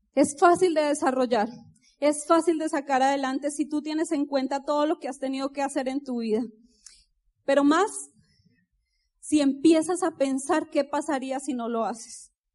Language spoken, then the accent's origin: Spanish; Colombia; moved away; café, dicen ustedes, pero nosotros decimos tinto.